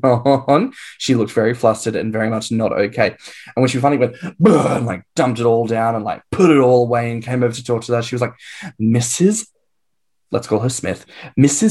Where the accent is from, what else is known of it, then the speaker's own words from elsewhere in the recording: Australia; now in England, United Kingdom; as an Australian living in England, I am an immigrant